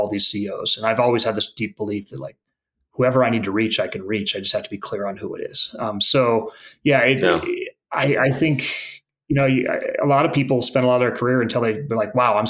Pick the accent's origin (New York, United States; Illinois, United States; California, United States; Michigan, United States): California, United States; the Bay Area; I grew up in the Bay Area